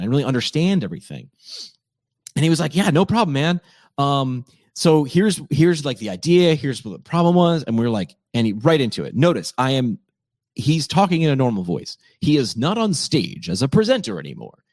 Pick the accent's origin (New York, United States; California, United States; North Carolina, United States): New York, United States; upstate; moved away as an adult; also born or lived in Northeast Pennsylvania; my hometown in upstate New York